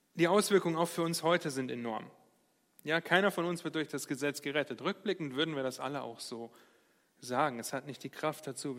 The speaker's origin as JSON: {"language": "German", "country": "Germany", "said": "wir als Deutsche"}